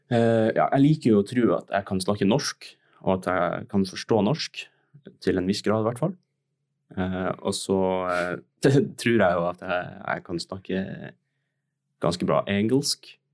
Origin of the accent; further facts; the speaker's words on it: Tromsø, Troms og Finnmark, Norway; now in Oslo, Norway; jeg er 19 år, kommer fra Tromsø. Jeg er født og oppvokst i Tromsø, jeg har bodd her hele livet mitt. Nå har jeg nettopp flytta til Oslo for å studere skuespill på Westerdals.